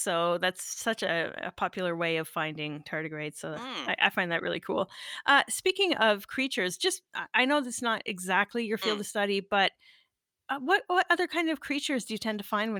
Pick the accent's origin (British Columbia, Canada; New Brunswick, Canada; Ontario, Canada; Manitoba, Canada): Ontario, Canada; Northern; I'm originally from Northern Ontario and I grew up with a big forest in the backyard.